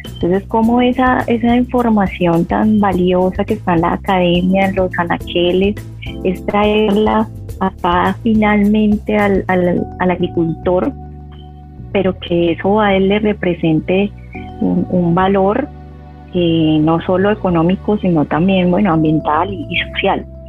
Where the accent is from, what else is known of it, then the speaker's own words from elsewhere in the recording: Jamundí, Valle del Cauca, Colombia; yo soy de un pueblito al sur, al sur del valle, que se llama Jamundí. Ahí la tierra del Cholado, yo nací, crecí ahí.